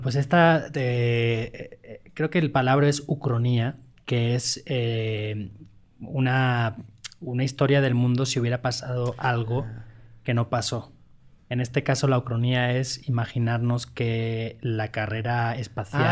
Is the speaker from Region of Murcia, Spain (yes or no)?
no; Valencia, Valencian Community, Spain; moved away; Valencia, mi tierra